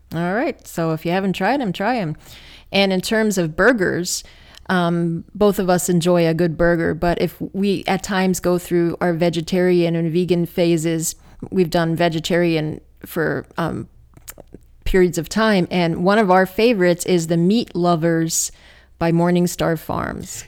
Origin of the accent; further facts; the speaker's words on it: New Jersey, United States; I grew up in New Jersey